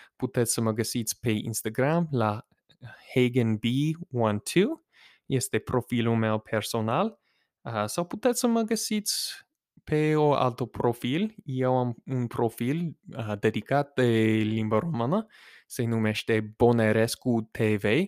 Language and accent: Romanian; United States; accent: American; first language English; Romanian is a second language; also born or lived in Romania / Moldova; eu sunt din Statele Unite